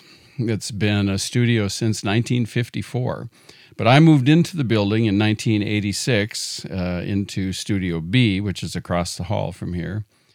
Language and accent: English; Farmington, Minnesota, United States; we grew up in Farmington, Minnesota.